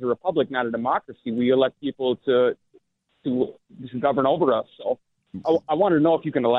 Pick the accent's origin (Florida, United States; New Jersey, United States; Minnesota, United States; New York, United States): Minnesota, United States; I'm from Minnesota and we've elected these people.